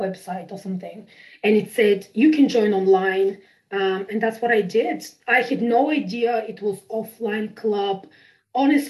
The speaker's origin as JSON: {"language": "English", "country": "Bulgaria", "tie": "born or raised there", "second_language": "English", "moved": "as an adult", "lives_now": "United Kingdom", "said": "I'm from Bulgaria. I was born in Bulgaria. And so I moved to the UK in 2007."}